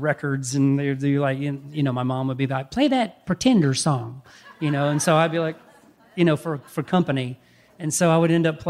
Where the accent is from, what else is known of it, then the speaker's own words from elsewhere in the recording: Cartersville, Georgia, United States; Cartersville it was kind of a little bit of a Footloose vibe